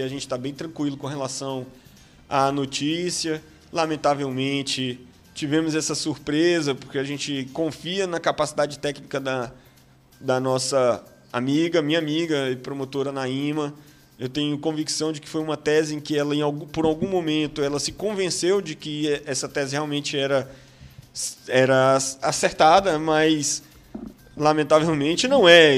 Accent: Imperatriz, Maranhão, Brazil; nós somos imperatrizenses, maranhenses e brasileiros

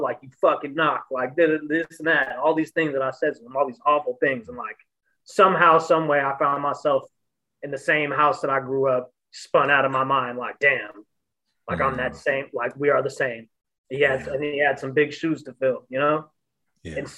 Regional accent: San Francisco, California, United States; also born or lived in Pacifica, California; I grew up in the Panhandle. Like I grew up on the Viz. You know, and even if, you know, I grew up between DeViz and Pacifica

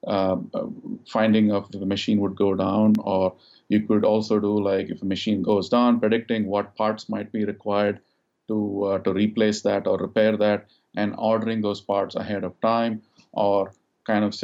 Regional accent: India; moved away as an adult; also born or lived in United States; now in Dallas, United States; I grew up in India, and I came to the United States 21 years ago to do my master's in electrical engineering.

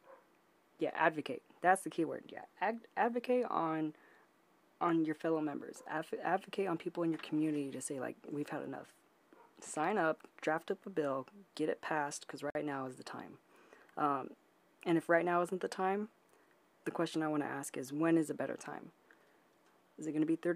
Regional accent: United States

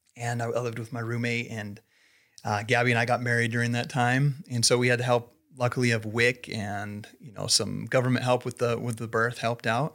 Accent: Idaho Falls, Idaho, United States; moved away as an adult; also born or lived in Salt Lake City; I was born and raised here in Idaho Falls

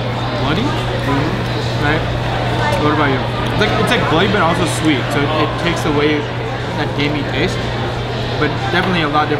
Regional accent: Guam; I was born in Guam

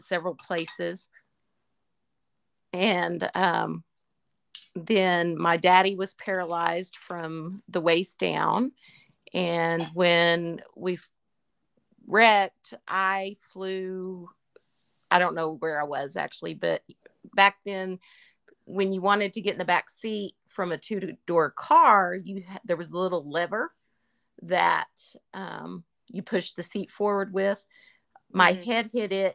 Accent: the Panhandle of Texas, United States; we grew up in the Panhandle of Texas

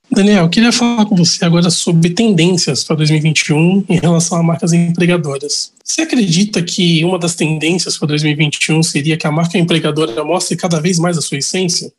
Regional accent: Baixada Santista, São Paulo, Brazil; eu também sou da Baixada Santista, eu moro em Santos atualmente.

